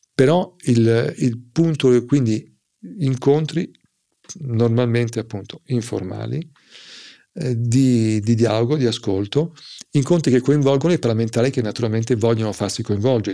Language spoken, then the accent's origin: Italian; Milan, Lombardy, Italy; sono milanese